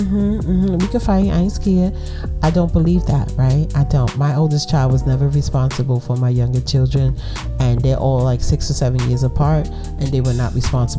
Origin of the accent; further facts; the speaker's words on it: New York City, New York, United States; Yeah, I'm from Brooklyn